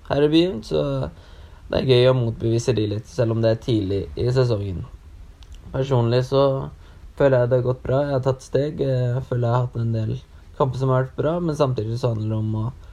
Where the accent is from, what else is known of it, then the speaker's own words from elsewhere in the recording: Sørlandet, Norway; moved away; Jeg er jo fra Sørlandet og savner selvfølgelig å bo der.